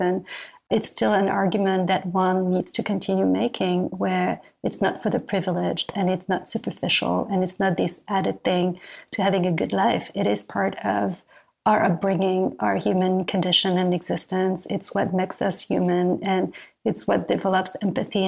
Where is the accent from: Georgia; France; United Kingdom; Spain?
France; moved away as an adult; now in New York, United States; I come from France and coming from France, I arrived in New York